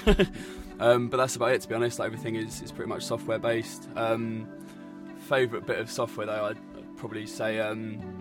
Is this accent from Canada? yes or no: no; East Grinstead, South East England, United Kingdom; I'm from East Grinstead